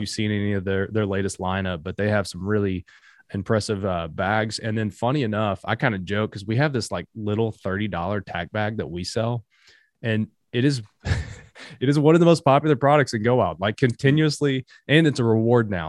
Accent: Appalachia, United States; I'm from Appalachia

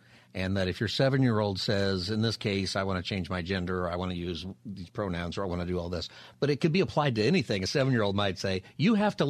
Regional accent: California, United States; my home state of California.

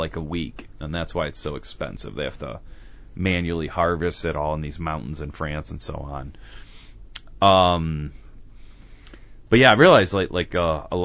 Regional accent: Cleveland, Ohio, United States; growing up in Cleveland

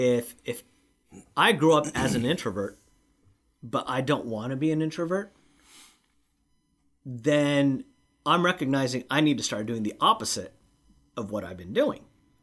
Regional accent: Lacey, Washington, United States; in Washington State, where I grew up in the Lacey area, elementary school is kindergarten through 6th grade.

